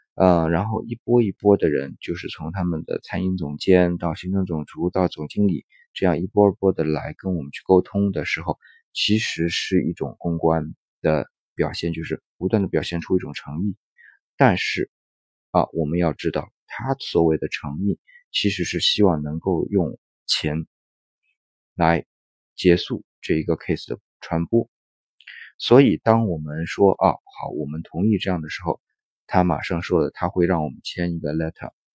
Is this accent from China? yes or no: yes; China; 我们是中国人